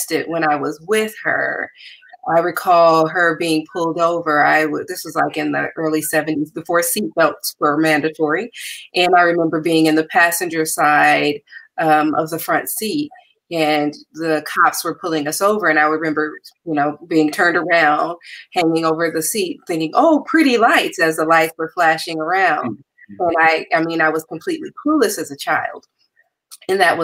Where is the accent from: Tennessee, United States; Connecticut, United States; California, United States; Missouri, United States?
California, United States; Compton; I am originally from Compton, and I grew up with humble beginnings